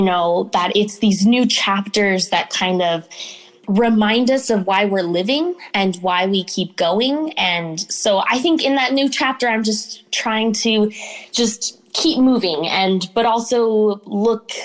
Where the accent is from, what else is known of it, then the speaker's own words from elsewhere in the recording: Chicago, Illinois, United States; moved away; I'm from Chicago, Illinois, in a more physical, literal sense.